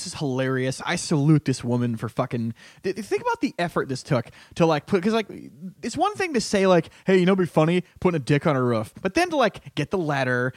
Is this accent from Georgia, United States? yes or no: no; Connecticut, United States; I'm from Connecticut